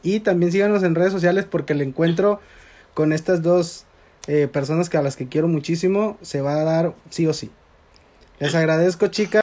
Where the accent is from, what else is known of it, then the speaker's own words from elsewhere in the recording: Mexico; Siento yo como mexicano